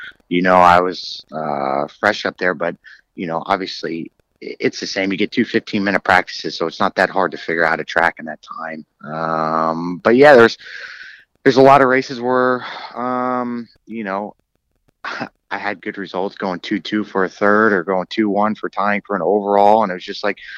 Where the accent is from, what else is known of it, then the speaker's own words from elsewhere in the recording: United States; I'm American, you know, through and through